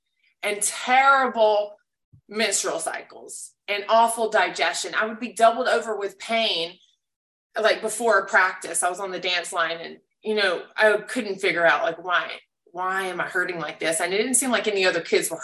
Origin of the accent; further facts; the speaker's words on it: Alabama, United States; I grew up in Alabama